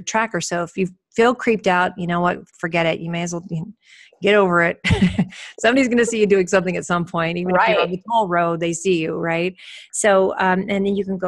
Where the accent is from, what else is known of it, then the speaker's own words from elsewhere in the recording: United States; traveling as an American in a foreign country